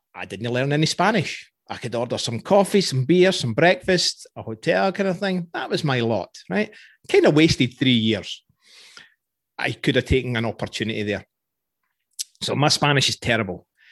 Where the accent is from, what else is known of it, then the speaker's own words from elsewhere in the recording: Scotland, United Kingdom; I'm Scottish